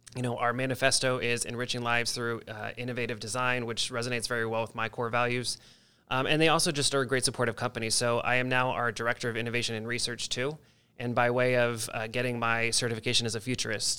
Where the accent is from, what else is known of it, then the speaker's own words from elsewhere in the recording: Delaware, United States; moved away as an adult; also born or lived in Virginia / Washington, D.C.; now in Columbus, United States; I actually grew up in Delaware, the state